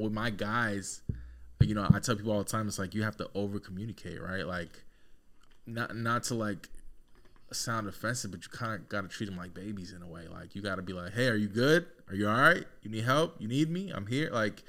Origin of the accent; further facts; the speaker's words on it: Peru; also born or lived in Connecticut; No, I'm not Mexican. Oh. No, I'm from Peru.